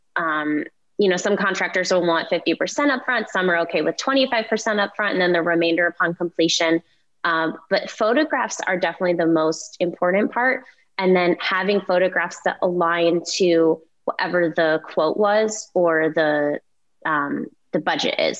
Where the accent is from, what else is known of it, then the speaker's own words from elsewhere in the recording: Cleveland, Ohio, United States; moved away; I'm I'm from Cleveland and my parents still live there